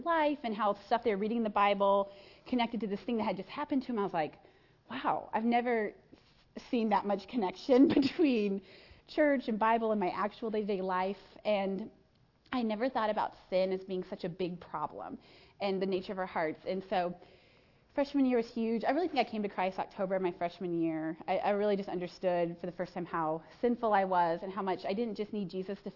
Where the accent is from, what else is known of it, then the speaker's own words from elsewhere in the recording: Chaska, Minnesota, United States; I grew up in Chaska, Minnesota